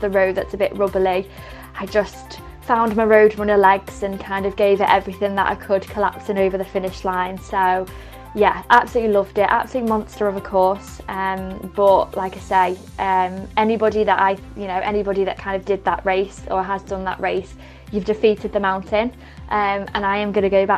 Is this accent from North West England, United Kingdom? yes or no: yes; Cheshire, North West England, United Kingdom; I come from Cheshire